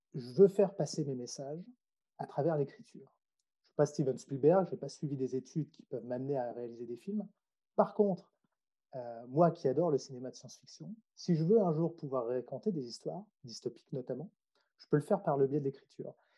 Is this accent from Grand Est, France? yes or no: yes; Troyes, Grand Est, France; moved away as an adult; also born or lived in Strasbourg / Nancy / Lyon / Australia; je suis né à Troyes, c'est une ville qui se trouve, on va dire, entre Paris et Nancy